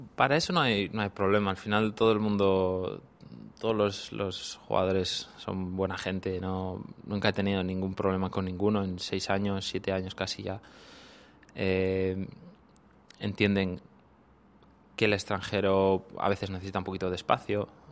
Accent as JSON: {"language": "Spanish", "region": "Cantabria", "country": "Spain", "tie": "born or raised there", "also_born_or_lived": "Thailand / Japan", "moved": "as an adult", "lives_now": "Seoul, South Korea", "said": "desde los seis años eh, empecé a jugar al equipo de mi, de mi pueblo hasta los 12 que ya me llamó el de, la capital, el Racing de Santander"}